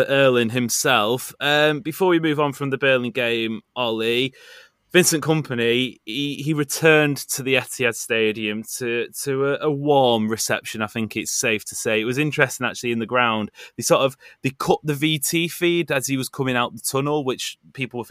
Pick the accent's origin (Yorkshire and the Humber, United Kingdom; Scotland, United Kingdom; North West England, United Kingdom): North West England, United Kingdom; Stockport; We're from Stockport